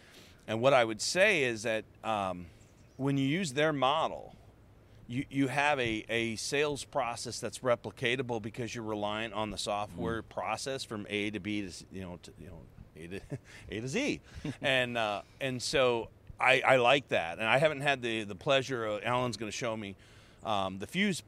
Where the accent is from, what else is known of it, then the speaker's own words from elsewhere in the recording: Colorado, United States; So I'm from Colorado, so I'm close to the guys at A to Z Sync